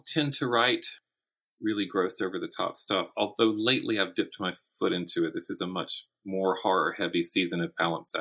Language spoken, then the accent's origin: English; Florence, South Carolina, United States; my hometown of Florence, South Carolina